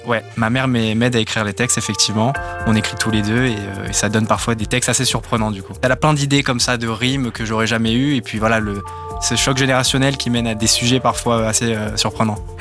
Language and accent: French; Belgrade, Serbia; moved away; also born or lived in Nice, France; J'ai vécu toute mon enfance à Belgrade, en Serbie